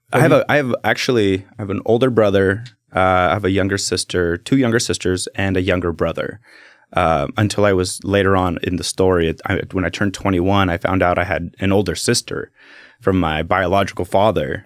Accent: Salem, Oregon, United States; also born or lived in Keizer, Oregon; born and raised in, in Salem

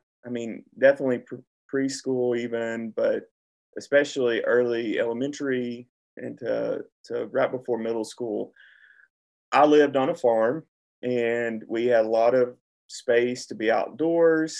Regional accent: Centertown, Tennessee, United States; I mean, I know I'm from McMinnville, but really I'm from an unincorporated town called Centertown.

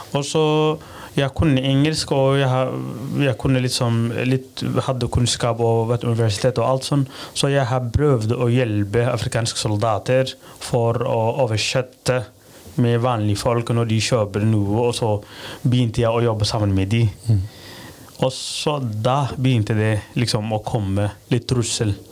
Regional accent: Somalia; first language Somali; Norwegian is a second language; moved away as an adult; also born or lived in Rognan, Norway; now in Kragerø, Norway; jeg kommer fra Somalia

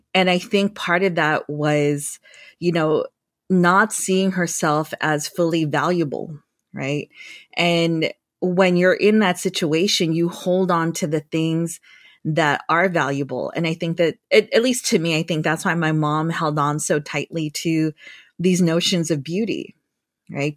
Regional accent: Guam; now in San Jose, United States; I was born and raised on Guam

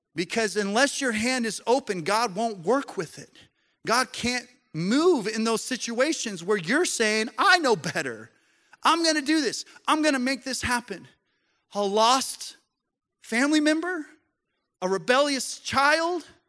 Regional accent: Colorado, United States; I grew up in Colorado

